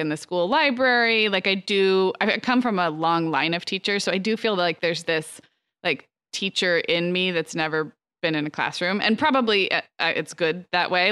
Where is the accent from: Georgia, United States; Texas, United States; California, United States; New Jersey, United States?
California, United States; Santa Barbara; growing up in Santa Barbara